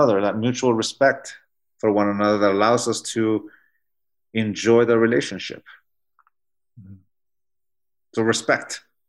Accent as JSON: {"language": "English", "town": "San Diego", "region": "California", "country": "United States", "tie": "born or raised there", "said": "my wife, like I said before, she grew up in Harriman, Utah, and I grew up in San Diego, California."}